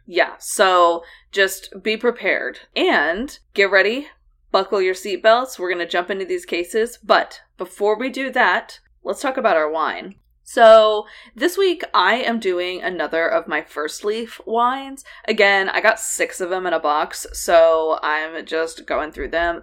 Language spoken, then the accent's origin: English; United States; also born or lived in Oklahoma / Texas; we grew up in Oklahoma and, uh, the Texas Panhandle and Texas Plains